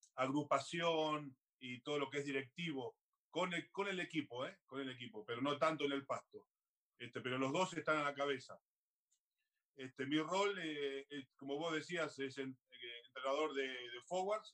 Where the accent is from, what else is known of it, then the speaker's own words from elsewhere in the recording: Argentina; moved away as an adult; also born or lived in Australia; now in Paris, France; yo soy, tengo raíces, soy argentino